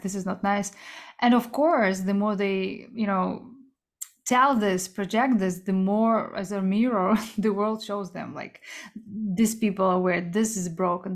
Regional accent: Kazakhstan; moved away; also born or lived in South Korea; I was born in Central Asia in Kazakhstan, but I'm Korean.

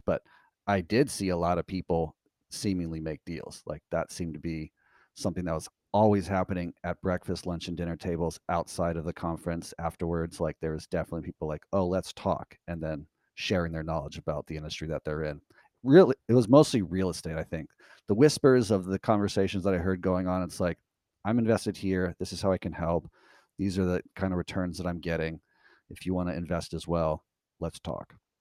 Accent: United States; as an American citizen

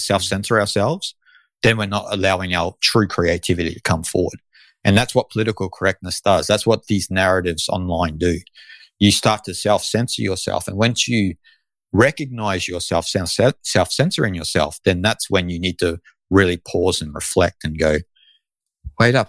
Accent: Australia; I am Australian

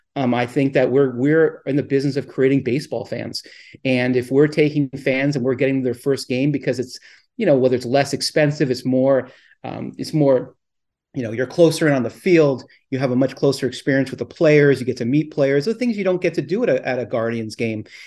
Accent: Southern California, United States; I grew up in Southern California

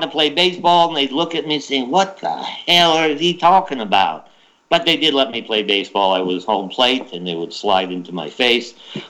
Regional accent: Ohio, United States; born or raised there; also born or lived in Germany

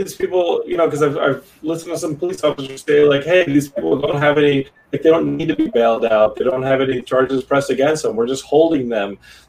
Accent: Austin, Texas, United States; one of my most important like memories as a kid growing up in Austin

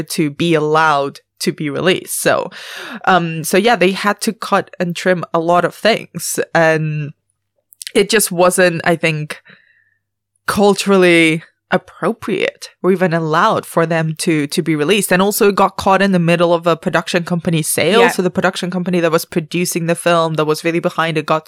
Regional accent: Spain; moved away; I grew up in Europe, so I grew up in mainland Spain

